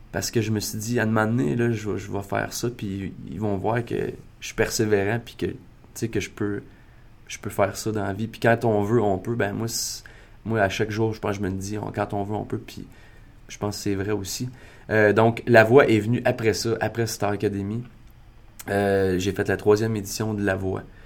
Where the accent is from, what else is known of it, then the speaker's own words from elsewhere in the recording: Maniwaki, Quebec, Canada; moi, je viens de Maniwaki. Je viens de Maniwaki, qui est une petite ville euh, dans le nord de l'Outaouais